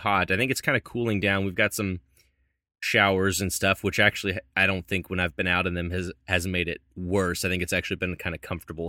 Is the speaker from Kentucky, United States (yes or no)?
yes; Louisville, Kentucky, United States; born or raised there; moved away